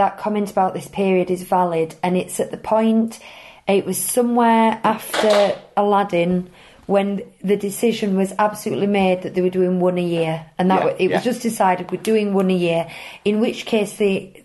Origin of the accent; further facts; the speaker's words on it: United Kingdom; we're British